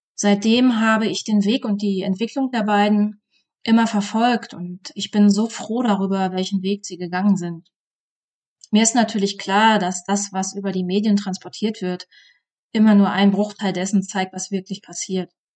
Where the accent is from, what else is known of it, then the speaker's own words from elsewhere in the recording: East Germany, Germany; Meine Jugend im Osten Deutschlands.